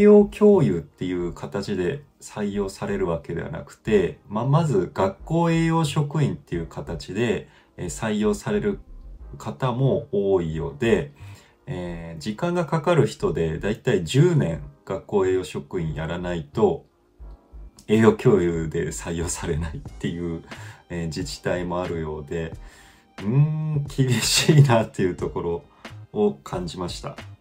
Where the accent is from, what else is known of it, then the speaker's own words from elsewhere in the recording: Fukuoka, Japan; 僕もはあの福岡育ちなんですけど